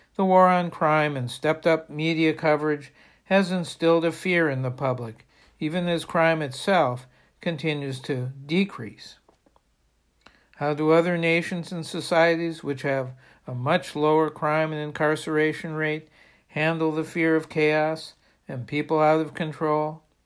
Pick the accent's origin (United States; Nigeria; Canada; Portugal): United States; Bangor, Maine; In my hometown of Bangor